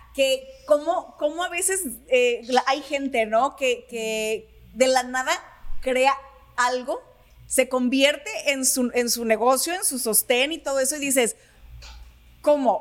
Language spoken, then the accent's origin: Spanish; Sinaloa, Mexico; como buena sinaloense